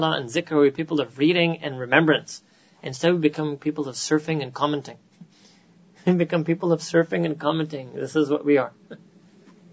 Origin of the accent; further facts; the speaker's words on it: United States; accent: American; my American accent